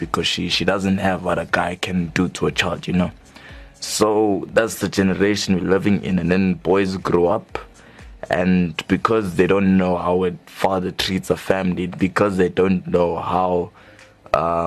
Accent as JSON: {"language": "English", "town": "Johannesburg", "region": "Gauteng", "country": "South Africa", "said": "we are both indeed from Johannesburg South"}